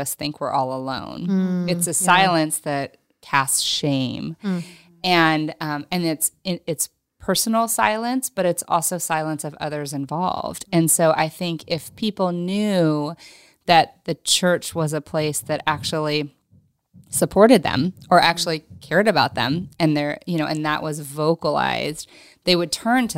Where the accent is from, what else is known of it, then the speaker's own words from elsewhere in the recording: Oklahoma, United States; now in Los Angeles, United States; where I grew up in Oklahoma